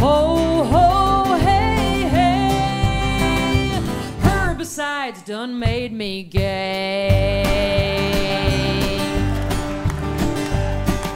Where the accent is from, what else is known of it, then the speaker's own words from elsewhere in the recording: Iowa, United States; my home state of Iowa